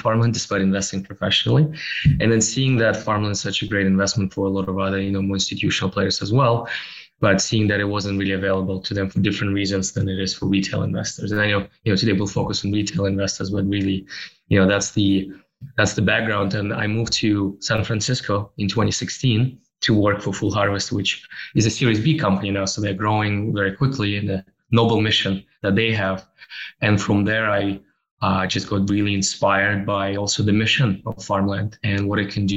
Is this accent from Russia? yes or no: yes; Russia; moved away as an adult; also born or lived in Toronto, Canada; born and raised in Russia, and then I moved to Canada in 2007, where in Toronto